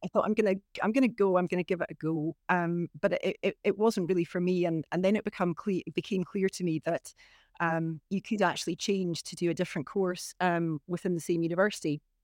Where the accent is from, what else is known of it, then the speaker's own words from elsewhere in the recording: Inverness, Scotland, United Kingdom; also born or lived in Beauly; I'm from Inverness. I was born and brought up, you know, in the, in the town of Inverness, really.